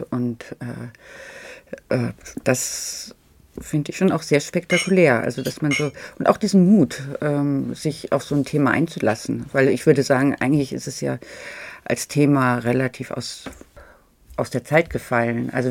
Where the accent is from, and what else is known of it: Berlin, Germany